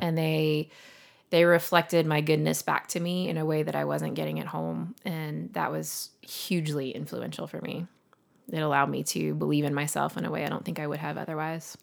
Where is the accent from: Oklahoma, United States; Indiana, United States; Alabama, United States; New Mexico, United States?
Alabama, United States; Montgomery; also born or lived in Vestavia Hills, Alabama; now in Birmingham, United States; we lived in Montgomery till I was thirteen